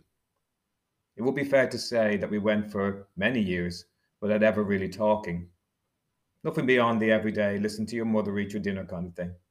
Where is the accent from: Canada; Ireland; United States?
Ireland; Dublin, Leinster; I was growing up in Dublin in the 1970s and 80s